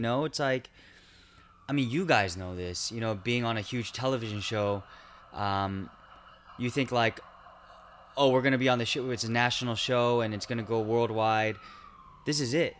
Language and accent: English; Irvine, California, United States; also born or lived in Garden Grove / Chula Vista; I was born in Garden Grove. Um, grew up mostly in Irvine, two years in Chula Vista